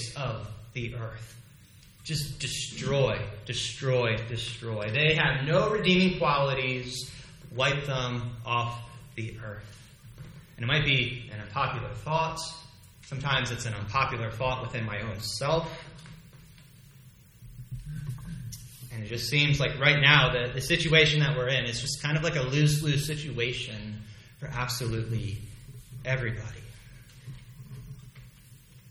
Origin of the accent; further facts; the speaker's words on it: United States; As an American